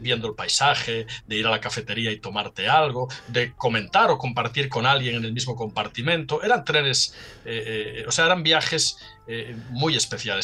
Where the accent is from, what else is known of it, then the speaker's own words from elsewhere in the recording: Salinas, Asturias, Spain; moved away; desde mi pueblo natal, Salinas, un pueblecito en la costa norte